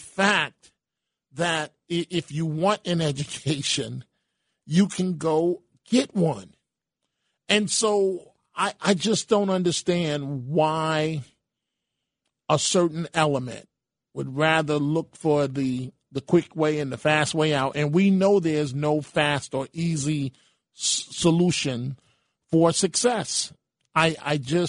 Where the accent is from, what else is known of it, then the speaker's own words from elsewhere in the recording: New York City, New York, United States; now in Rockland, United States; myself, as a son of the Bronx